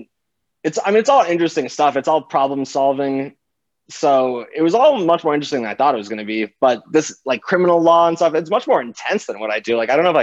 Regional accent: South Florida, United States; I grew up in South Florida.

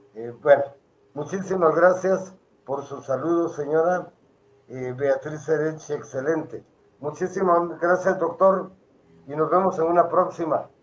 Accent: Guatemala; como guatemaltecos

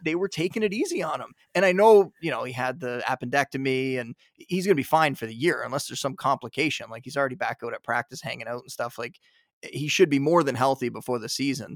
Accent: Niagara Falls, Ontario, Canada; moved away as an adult; also born or lived in Toronto; now in outskirts of Toronto, Canada; I was born and raised in Niagara Falls.

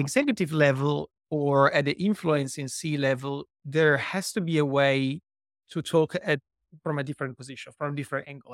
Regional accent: Italy; moved away as an adult; also born or lived in Milan; now in Australia; I was born in Italy and raised and lived o-, o-, b-, over there for over thirty years

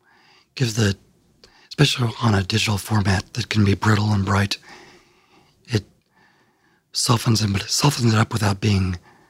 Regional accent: outside Cape Girardeau, Southeast Missouri, United States; now in Nashville, United States; when I grew up in Southeast Missouri, my parents were older and there wasn't a lot to do in a small town

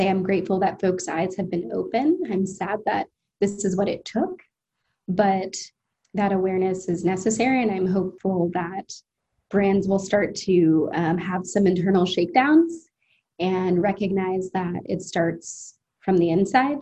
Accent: United States; I am an American

